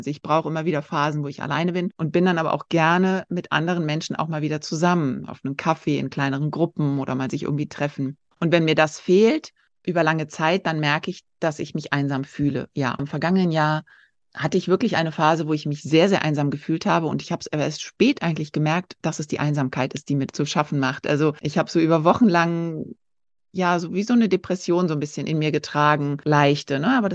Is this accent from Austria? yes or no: no; Turkey; now in Brazil; habe meine Kindheit schon in der Türkei verbracht, weil mein Vater dort gearbeitet hat. Und ja, und so hat es mich nach Brasilien verschlagen.